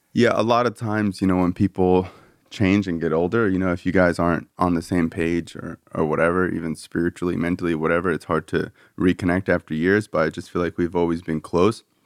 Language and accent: English; South Florida, United States; growing up in South Florida